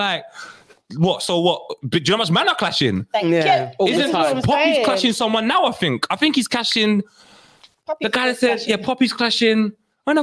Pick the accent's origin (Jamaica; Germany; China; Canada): Jamaica; I'm Jamaican